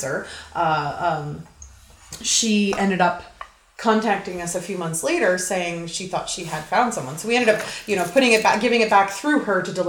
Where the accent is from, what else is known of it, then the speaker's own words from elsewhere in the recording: Halifax, Nova Scotia, Canada; moved away as an adult; also born or lived in Calgary, Alberta; now in Airdrie, Canada; I am actually from Nova Scotia originally.